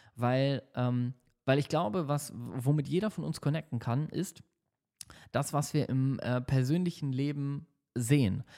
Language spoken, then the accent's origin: German; Hamburg, Germany; now in Düsseldorf, Germany; in Hamburg ist in meiner Heimatstadt